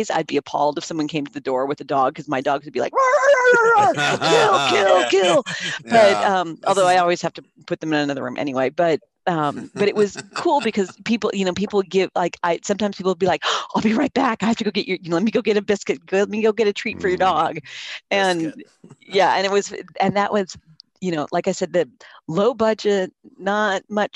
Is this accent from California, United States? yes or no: yes; San Jose, California, United States; I grew up in San Jose, California